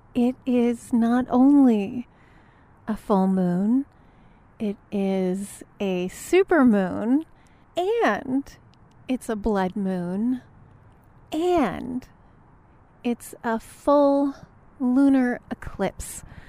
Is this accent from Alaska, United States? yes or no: yes; Alaska, United States; moved away; I am from Alaska